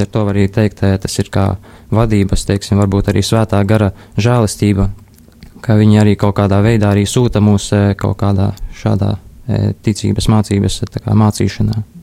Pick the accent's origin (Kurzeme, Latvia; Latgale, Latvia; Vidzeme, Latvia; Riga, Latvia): Latgale, Latvia; Līvāni; es esmu no Līvāniem, esmu no Līvānu Romas katoļu draudzes.